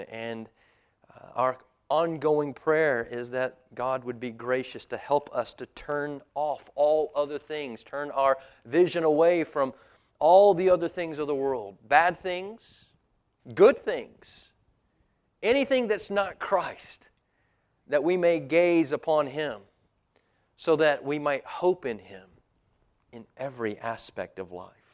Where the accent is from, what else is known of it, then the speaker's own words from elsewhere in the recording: United States; as an American